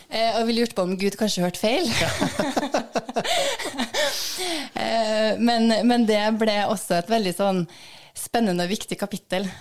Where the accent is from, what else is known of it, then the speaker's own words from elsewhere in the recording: Trondheim, Trøndelag, Norway; jeg vokste opp i Skjetnemarka.